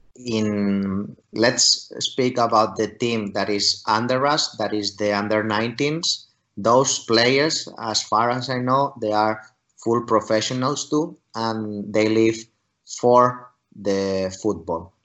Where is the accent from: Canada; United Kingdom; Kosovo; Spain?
Spain; moved away as an adult; also born or lived in Finland; now in St. Petersburg, Russia; my home country in, in spain